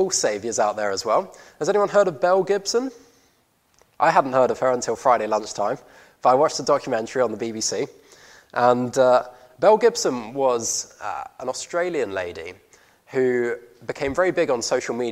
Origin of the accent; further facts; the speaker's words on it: Guernsey; I grew up on Guernsey